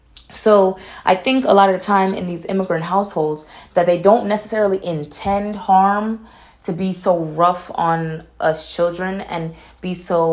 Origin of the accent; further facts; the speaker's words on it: Atlanta, Georgia, United States; I'm from Atlanta, but nobody ever believes that I'm from Atlanta from the way that I speak, because my mother used to force me to speak proper.